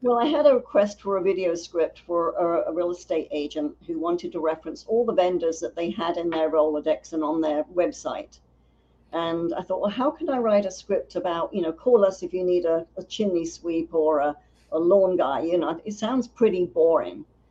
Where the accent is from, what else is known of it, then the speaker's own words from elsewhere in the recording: London, United Kingdom; now in United States; I was born in North London